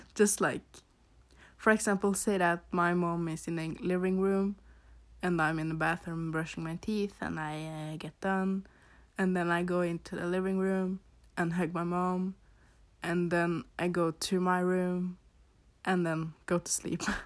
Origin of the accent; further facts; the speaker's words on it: Norway; English is a second language; So you can probably hear that I have an accent. I am from Norway.